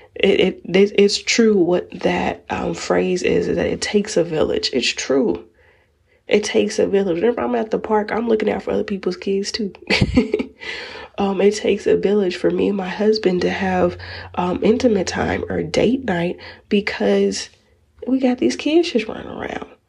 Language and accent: English; United States; as African American moms, where we are labeled as the strong black woman